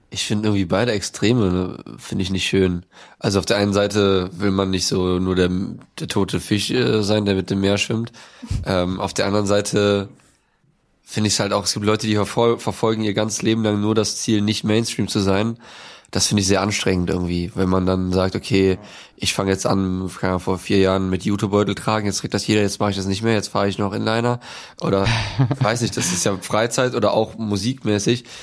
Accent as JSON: {"language": "German", "town": "Lindlar", "region": "North Rhine-Westphalia", "country": "Germany", "said": "ich komme aus dem Bergischen, aus Lindlar. Und ähm, als ich Teenager war, wollte ich immer ganz schnell weg."}